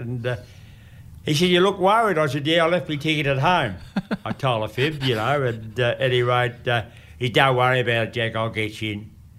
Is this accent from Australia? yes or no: yes; Ascot Vale, Victoria, Australia; born there; which I was born in Ascot Vale, that's Essendon District.